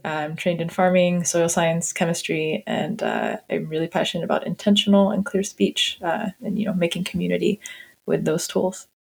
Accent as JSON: {"language": "English", "region": "Southeast Texas", "country": "United States", "tie": "born or raised there", "also_born_or_lived": "Rio Grande Valley, Texas", "said": "My pronouns are she, her. I grew up in Southeast Texas to Lebanese parents. I feel lucky to have been exposed to Cajun culture growing up."}